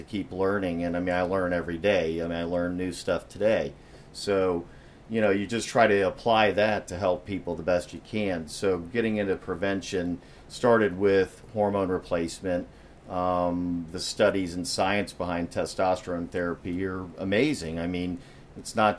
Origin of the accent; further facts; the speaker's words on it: West Palm Beach, Florida, United States; I'm a native Floridian. I was born and raised in West Palm.